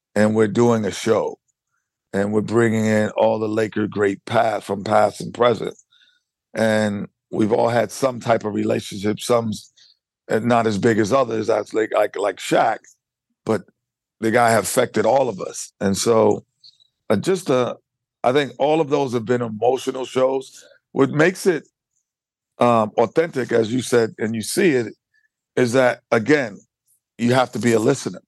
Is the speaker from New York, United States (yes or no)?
yes; New York, United States; Being a New Yorker